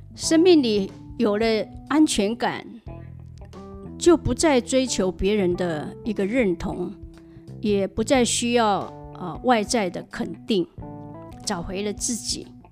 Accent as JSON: {"language": "Chinese", "town": "Hualien", "region": "Hualien County", "country": "Taiwan", "tie": "born or raised there", "said": "我在花莲长大，呃，有一个哥哥，一个弟弟"}